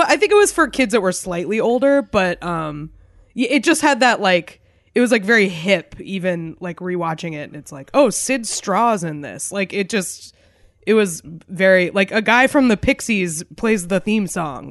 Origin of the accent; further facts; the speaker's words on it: New Hampshire, United States; growing up in New Hampshire, Raymond was, like, a punchline